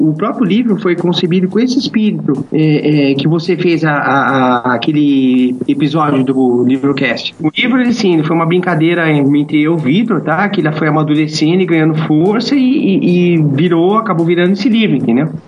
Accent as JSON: {"language": "Portuguese", "region": "São Paulo", "country": "Brazil", "tie": "born or raised there", "said": "nasci em São Paulo, tenho 36 anos"}